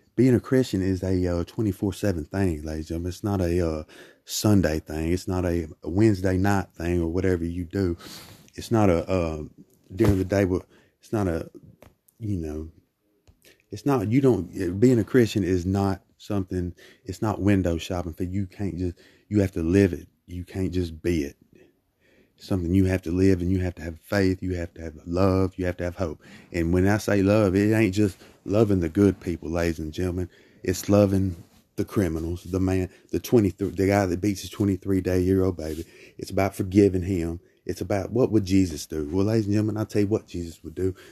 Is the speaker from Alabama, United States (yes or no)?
yes; Brookside, Alabama, United States; my people in Brookside, Alabama, my home, my hometown.